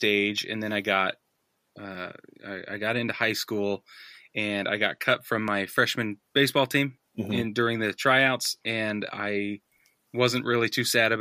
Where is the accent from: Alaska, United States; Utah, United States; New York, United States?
Utah, United States; I grew up in Utah